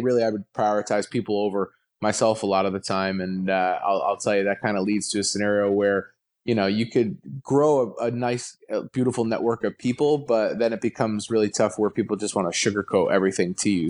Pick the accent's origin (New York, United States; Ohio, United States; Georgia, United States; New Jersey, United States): New Jersey, United States; I grew up in Jersey